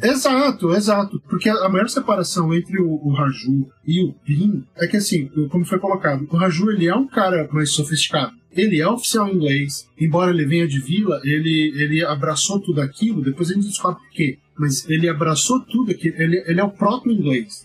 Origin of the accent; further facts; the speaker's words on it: Brazil; como brasileiro